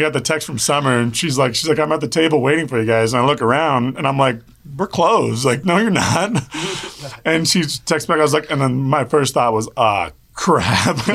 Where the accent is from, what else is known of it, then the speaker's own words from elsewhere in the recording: Wichita, Kansas, United States; I'm from Wichita, Kansas